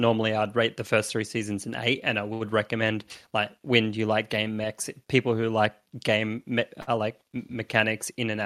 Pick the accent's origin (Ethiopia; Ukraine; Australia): Australia; I'm Australian